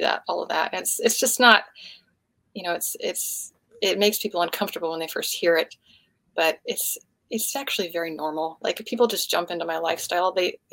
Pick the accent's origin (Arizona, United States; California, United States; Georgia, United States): Georgia, United States; Atlanta; we lived close to woods where I grew up in Atlanta